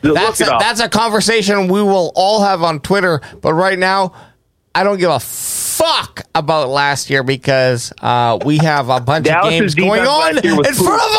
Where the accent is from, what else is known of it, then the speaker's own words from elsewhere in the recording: Canada; I'm Canadian.